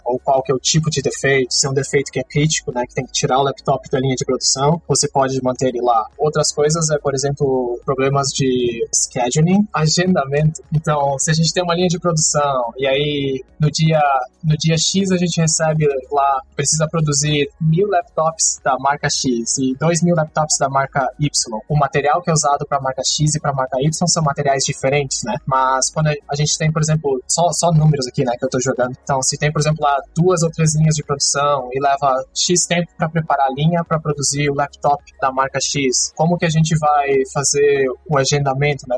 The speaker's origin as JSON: {"language": "Portuguese", "town": "São Miguel do Oeste", "region": "Santa Catarina", "country": "Brazil", "tie": "born or raised there", "also_born_or_lived": "Santa Maria, Rio Grande do Sul", "moved": "as an adult", "lives_now": "Taiwan", "said": "eu sou natural de Santa Catarina, no, no Brasil, de uma cidade pequena bem no, no oeste de Santa Catarina, chamada São Miguel do Oeste"}